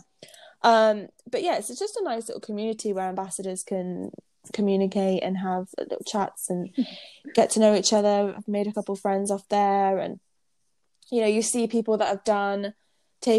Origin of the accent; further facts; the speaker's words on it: United Kingdom; moved away; we're British